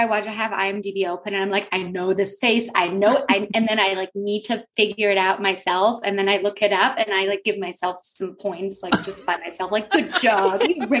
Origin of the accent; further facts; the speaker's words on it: Germany; moved away; I grew up in Germany